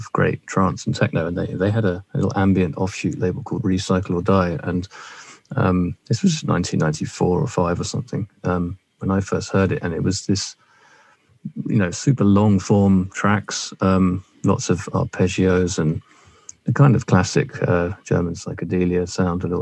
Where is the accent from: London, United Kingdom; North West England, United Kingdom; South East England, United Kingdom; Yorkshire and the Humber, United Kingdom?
London, United Kingdom; I was born in South London to a loving middle-class family